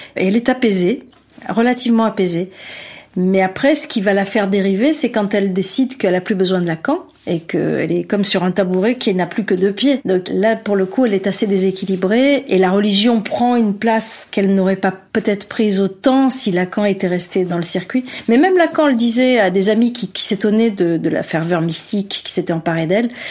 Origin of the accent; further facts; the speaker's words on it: Algeria; je suis né en Algérie